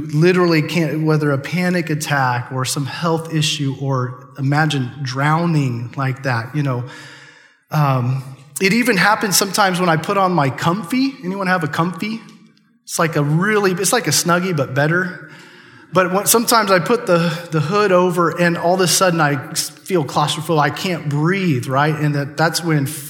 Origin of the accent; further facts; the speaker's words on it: Chatter, Nebraska, United States; I grew up in Chatter, Nebraska